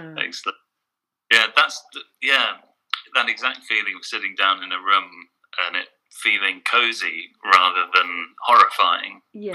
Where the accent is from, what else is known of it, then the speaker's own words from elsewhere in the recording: England, United Kingdom; being English there